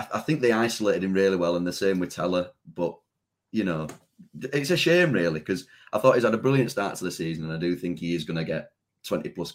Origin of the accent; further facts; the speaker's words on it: Leeds, Yorkshire and the Humber, United Kingdom; I'm from Leeds